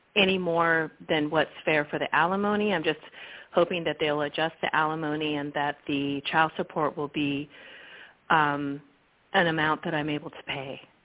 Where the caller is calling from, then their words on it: Salinas, California, United States; I'm calling from uh, Salinas, California